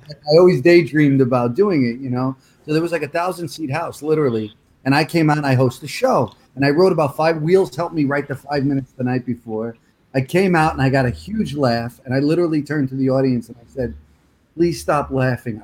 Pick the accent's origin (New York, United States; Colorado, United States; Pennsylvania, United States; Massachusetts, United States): New York, United States; New York City; accent: Brooklyn; moved away; also born or lived in Woodbridge, New Jersey; I never lost the Brooklyn thing